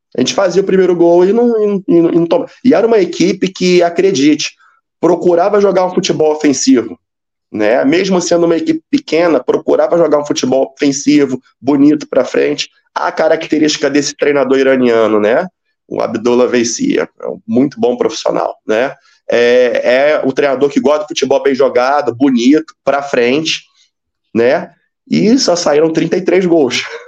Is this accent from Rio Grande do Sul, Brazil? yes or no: no; Rio de Janeiro, Brazil; moved away as an adult; also born or lived in Espírito Santo; now in Bahrain; Eu sou do Rio de Janeiro